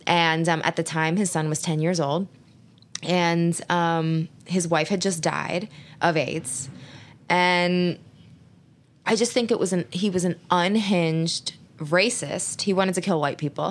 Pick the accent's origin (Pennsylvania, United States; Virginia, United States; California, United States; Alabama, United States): Pennsylvania, United States; Philadelphia; I grew up in Philly.